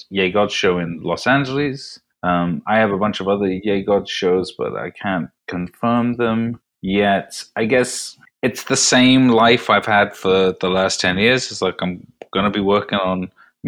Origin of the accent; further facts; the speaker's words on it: United Kingdom; as a Brit